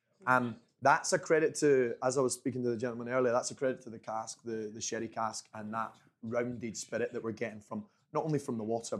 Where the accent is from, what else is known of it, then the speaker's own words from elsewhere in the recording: Dunfermline, Scotland, United Kingdom; moved away as an adult; also born or lived in Dumfries, Scotland / Edinburgh, Scotland; now in California, United States; I was born in Dumfries, which is on the border with England. My parents moved to Fife, where St. Andrews is, and all these beautiful places, Ely. And we lived in just outside of Dunfermline. I ended up moving to Edinburgh to study.